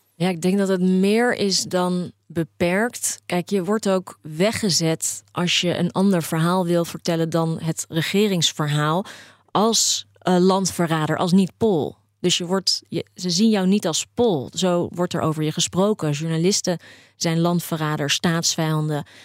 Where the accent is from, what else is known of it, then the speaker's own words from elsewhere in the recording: Poland; moved away; Maar dit is niet mijn Polen. Waar ik vandaan kom, waren de zomers altijd warm.